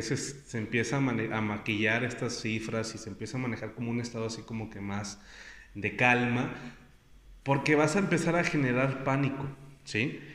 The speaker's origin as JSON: {"language": "Spanish", "country": "Mexico"}